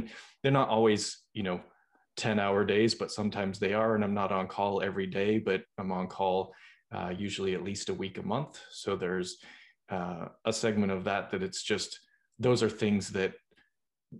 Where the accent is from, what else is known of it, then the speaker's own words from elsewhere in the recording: Boston, Massachusetts, United States; moved away; I'm originally from Boston